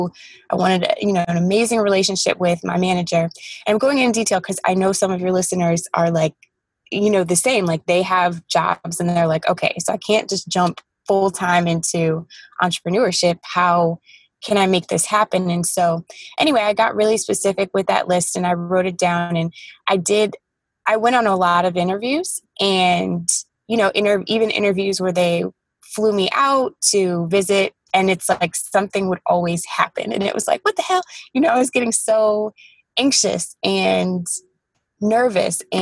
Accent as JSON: {"language": "English", "town": "Detroit", "region": "Michigan", "country": "United States", "tie": "born or raised there", "also_born_or_lived": "Atlanta, Georgia / Los Angeles, California", "moved": "as an adult", "said": "I grew up in Detroit"}